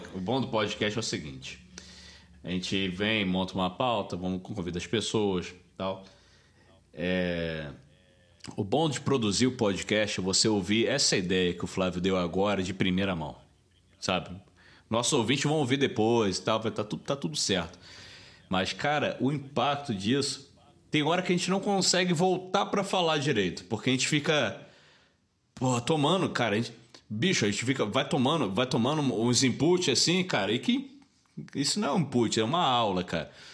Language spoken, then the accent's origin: Portuguese; Rio de Janeiro, Brazil; moved away as an adult; now in Belo Horizonte, Brazil; E a gente, como carioca